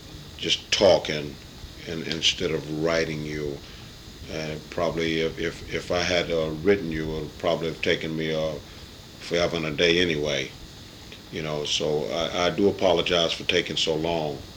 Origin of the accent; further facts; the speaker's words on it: Virginia, United States; moved away; also born or lived in Washington, D.C.; I was born in Virginia, a little small town in Virginia